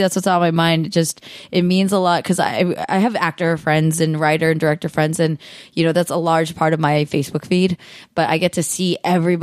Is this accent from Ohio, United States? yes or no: no; Cupertino, California, United States; I'm California born and raised